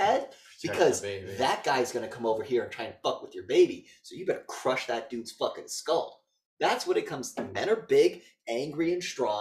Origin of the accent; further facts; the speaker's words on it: Northeast, United States; I'm from the Northeast